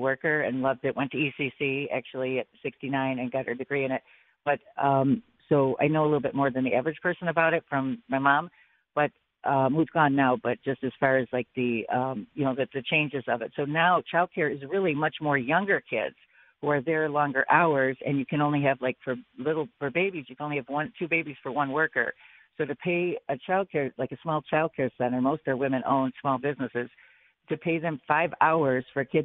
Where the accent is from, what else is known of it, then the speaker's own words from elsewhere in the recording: Buffalo, New York, United States; now in Amherst, United States; I grew up in Buffalo, live in Amherst for 20 some years